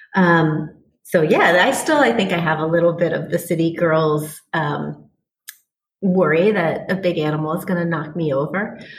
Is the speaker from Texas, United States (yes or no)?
no; Washington, District of Columbia, United States; moved away; I grew up on the East Coast in Washington, D.C.